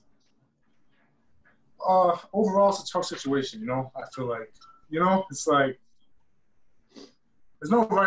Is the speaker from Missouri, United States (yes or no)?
no; Cambridge, Massachusetts, United States; North Cambridge I'm from